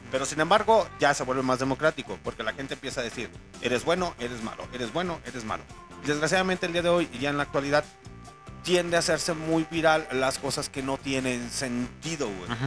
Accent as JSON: {"language": "Spanish", "town": "León", "region": "Guanajuato", "country": "Mexico", "accent": "chilango", "said": "Sí, señores, soy de León, Guanajuato, se me sale lo chilango, pero un pinche chilango nace donde se le pega la rechingada gana."}